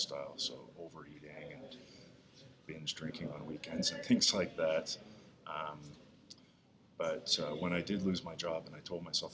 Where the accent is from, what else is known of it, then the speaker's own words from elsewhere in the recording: Eastern Canada, Canada; moved away as an adult; also born or lived in Edmonton, Alberta / Fredericton, New Brunswick / Toronto; I was born in Edmonton, but I didn't grow up in Alberta. I grew up in Eastern Canada.